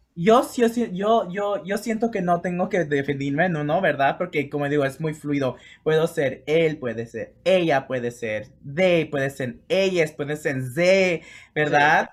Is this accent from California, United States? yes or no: yes; Los Angeles, California, United States; also born or lived in Mexico / Chicago; crecí en Los Ángeles